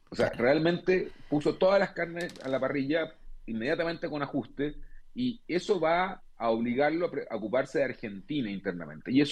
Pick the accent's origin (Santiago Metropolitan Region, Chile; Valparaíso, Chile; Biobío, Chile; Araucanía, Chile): Biobío, Chile; Concepción; no solamente soy de Concepción, sino que me crié ahí en el barrio